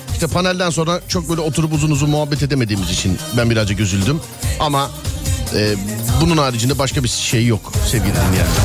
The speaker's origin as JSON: {"language": "Turkish", "region": "Istanbul", "country": "Turkey", "said": "bir İstanbullu olarak"}